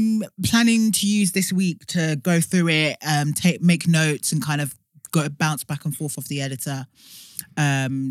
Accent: London, United Kingdom; also born or lived in Notting Hill, London / Tottenham, London; now in Essex, United Kingdom; So I was born in Hackney.

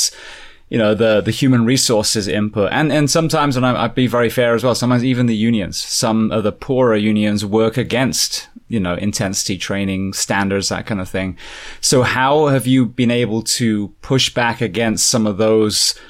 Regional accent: Ocala, Florida, United States; Ocala, my hometown of all places

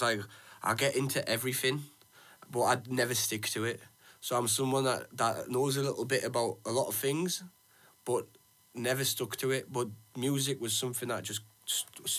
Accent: Middlesbrough, North East England, United Kingdom; we're from Middlesbrough

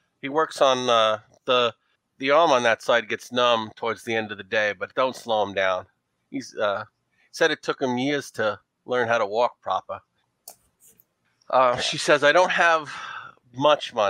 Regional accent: New York City, New York, United States; accent: New York; also born or lived in Brooklyn; I was born in Brooklyn and raised in Queens. So this is my New York.

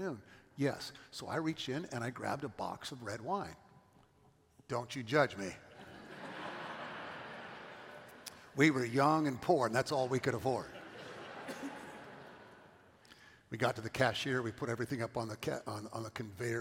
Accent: California, United States; moved away as an adult; also born or lived in Johnson City, Tennessee

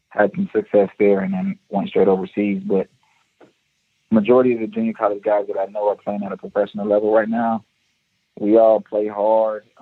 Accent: Orlando, Florida, United States; born there; Okay, so I am Trinidadian. My dad was born in Trinidad.

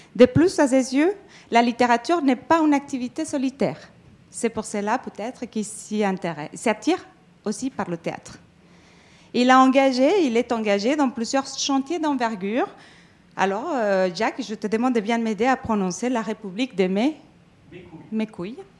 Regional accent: Mexico; now in France; Je suis euh, mexicaine d'origine. Je suis arrivée en France

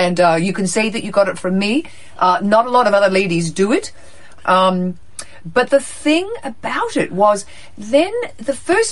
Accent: New Zealand; now in United States; I'm from New Zealand.

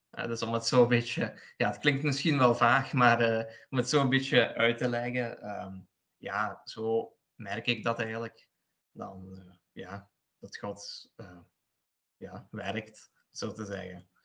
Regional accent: Sint-Truiden, Flanders, Belgium; also born or lived in Poland; ik woon in België, in Sint-Truiden, Limburg. En ik kom er oorspronkelijk uit Polen. Daar ben ik geboren, heb ik zes jaar gewoond en tien jaar hier in België

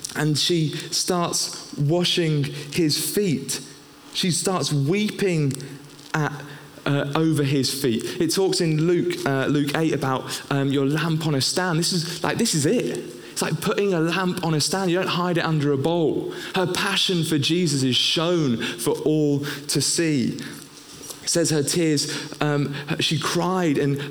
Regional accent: England, United Kingdom; also born or lived in Northern Ireland; being English, living in Northern Ireland

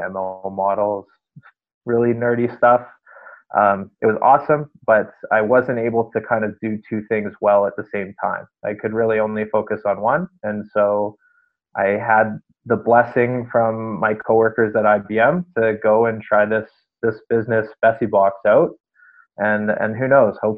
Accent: Calgary, Alberta, Canada; I'm from Calgary. I've been here my whole life

